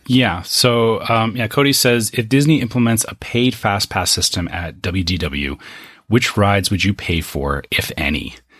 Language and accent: English; Canada; I come from Canada